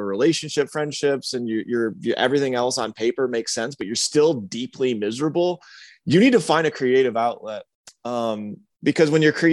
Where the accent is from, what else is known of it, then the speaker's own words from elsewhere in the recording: Michigan, United States; moved away as an adult; also born or lived in Atlanta / Greenville; Michigan, which was my home state